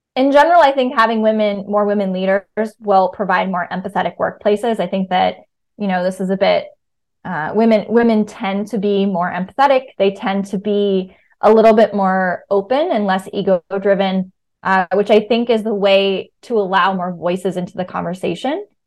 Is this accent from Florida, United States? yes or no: no; Virginia, United States; moved away as an adult; also born or lived in New York; now in Brooklyn, United States; I grew up in Virginia